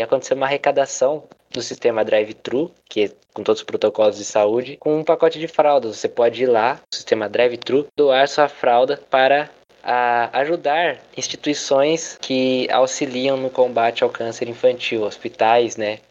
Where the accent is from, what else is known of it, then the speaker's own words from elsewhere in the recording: Indaiatuba, São Paulo, Brazil; accent: interior paulista R; eu sou do interior de São Paulo, acho que o R fica claro, aqui de Indaiatuba